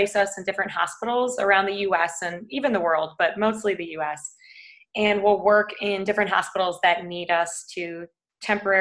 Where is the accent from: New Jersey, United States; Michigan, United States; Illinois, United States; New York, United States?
Illinois, United States; Chicago; moved away as an adult; also born or lived in West Palm Beach, Florida / San Francisco; now in Austin, United States; I grew up in West Palm Beach, Florida. And then when I was about 8, I moved to Chicago. And I've pretty much been there ever since